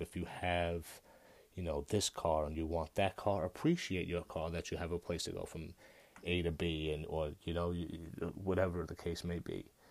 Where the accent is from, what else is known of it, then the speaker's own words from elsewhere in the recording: United States; I'm an American